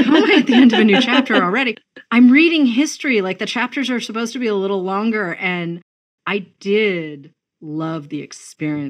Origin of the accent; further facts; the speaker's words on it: New England, United States; I grew up in New England, you know, sort of famously abolitionist